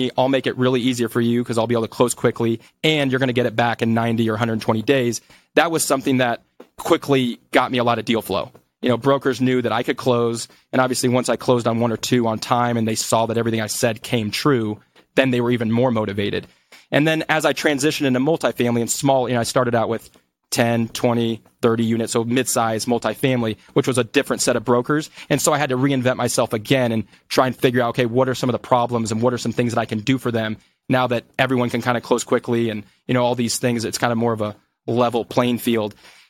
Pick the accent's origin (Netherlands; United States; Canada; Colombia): Colombia; because I was from Colombia, I was able to introduce them and get them discounts on their hotels